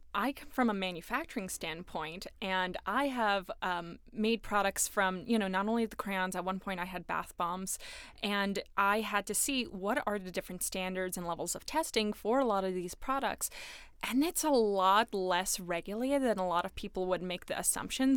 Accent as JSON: {"language": "English", "region": "New York", "country": "United States", "said": "I am from New York"}